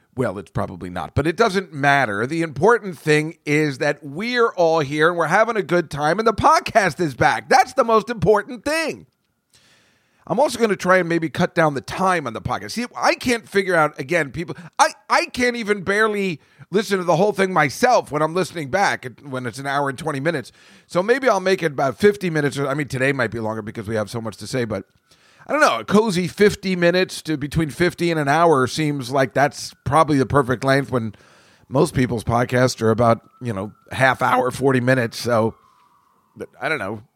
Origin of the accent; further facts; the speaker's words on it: United States; I'm from America